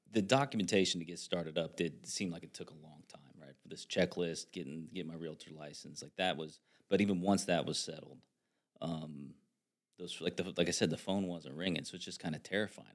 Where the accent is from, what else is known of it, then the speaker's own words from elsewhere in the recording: Hancock County, Indiana, United States; I'm from Han, Hancock County, so, um, I'm very familiar with that area